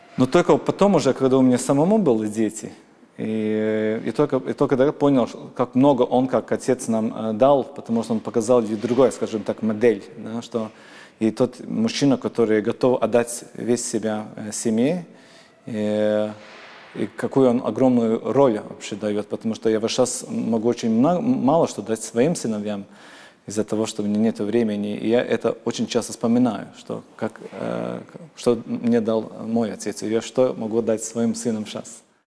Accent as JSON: {"language": "Russian", "country": "Latvia", "first_language": "Latvian", "second_language": "Russian", "said": "я очень горжусь тем, что я латыш. Э, я, то, что только один миллион людей в мире говорит на моем языке"}